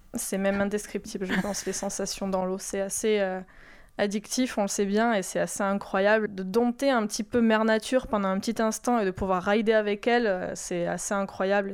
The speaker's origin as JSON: {"language": "French", "region": "Mediterranean coast", "country": "France", "tie": "born or raised there", "also_born_or_lived": "Landes", "moved": "yes", "lives_now": "Soustons, France", "said": "j'ai grandi à Méditerranée"}